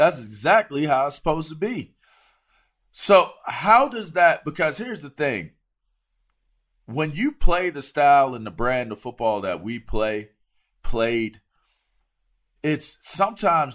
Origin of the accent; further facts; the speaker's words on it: East Coast, United States; I'm from the East Coast